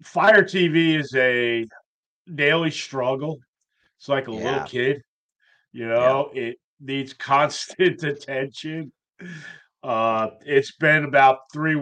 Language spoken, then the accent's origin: English; New York, United States; moved away; I am originally from New York